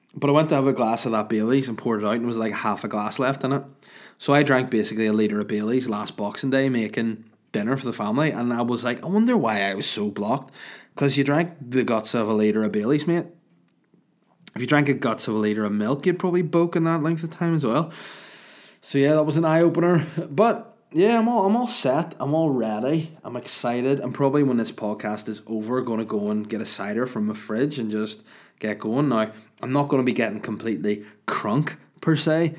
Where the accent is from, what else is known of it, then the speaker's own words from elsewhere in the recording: Ireland; I'm the Irish